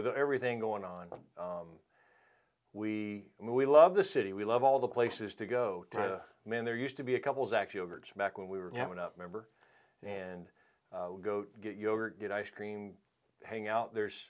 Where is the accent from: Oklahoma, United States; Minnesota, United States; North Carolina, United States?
North Carolina, United States; Winston-Salem; Well, I'm from Winston-Salem, okay. Right here.